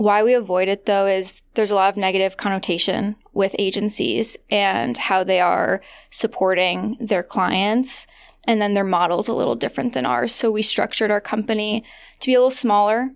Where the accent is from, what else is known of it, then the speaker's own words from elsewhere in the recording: Midwest, United States; moved away; also born or lived in Los Angeles; I grew up in the Midwest